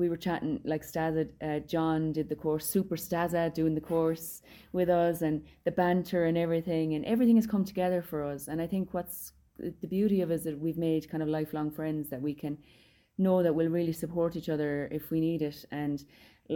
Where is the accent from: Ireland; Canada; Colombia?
Ireland